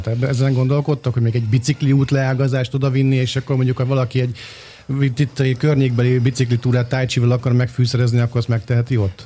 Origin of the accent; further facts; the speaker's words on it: Budapest, Hungary; Annak idején én Békás megyeren nőttem fel